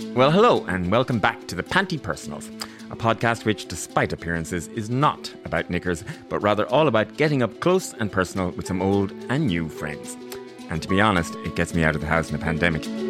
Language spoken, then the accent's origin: English; Ireland; I'm too Irish, maybe.